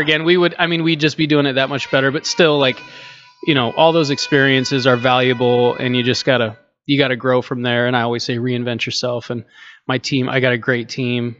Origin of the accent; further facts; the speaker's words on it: Cedar Rapids, Iowa, United States; moved away as an adult; also born or lived in Chicago / Des Moines; here in, in my hometown